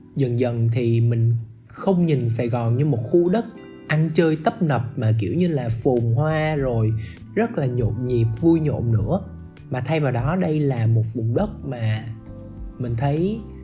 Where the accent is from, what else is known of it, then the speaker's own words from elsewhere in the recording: Ho Chi Minh City, Vietnam; accent: southern; mình chỉ là người gốc Bắc thôi chứ mình được sinh ra và lớn lên tại vùng đất màu mỡ này